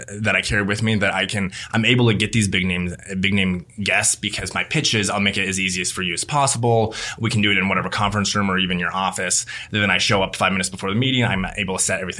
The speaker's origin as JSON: {"language": "English", "town": "Lincoln", "region": "Nebraska", "country": "United States", "also_born_or_lived": "Omaha", "said": "I'm from Lincoln and spent a bunch of time in Omaha"}